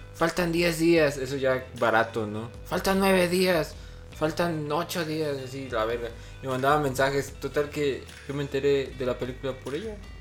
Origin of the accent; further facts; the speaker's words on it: Mexico; Como mexicanos